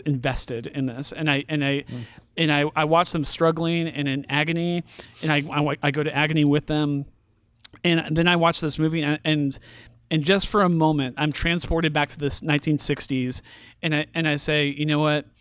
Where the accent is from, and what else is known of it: San Francisco Bay Area, California, United States; born or raised there; now in Missouri, United States